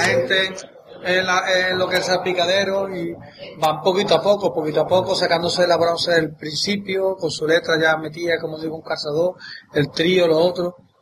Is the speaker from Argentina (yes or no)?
no; Santa María, Andalusia, Spain; born or raised there; also born or lived in Loreto, Cádiz